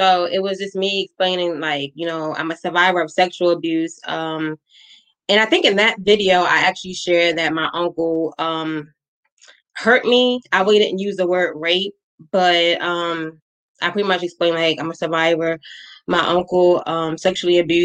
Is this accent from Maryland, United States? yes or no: yes; Maryland, United States; I'm from Maryland